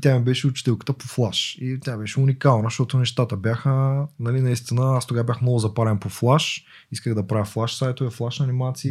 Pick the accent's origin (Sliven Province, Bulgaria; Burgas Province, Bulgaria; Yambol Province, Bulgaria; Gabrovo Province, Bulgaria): Yambol Province, Bulgaria; Yambol; Аз съм от Ямбо. Принцип, това е малък град.